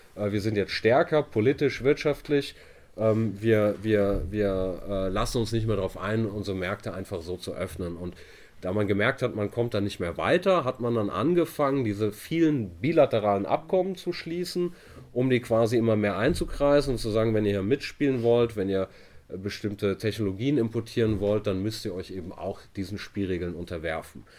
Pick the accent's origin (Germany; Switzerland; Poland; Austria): Germany; Hamburg; also born or lived in Italy; da bin ich aus Hamburg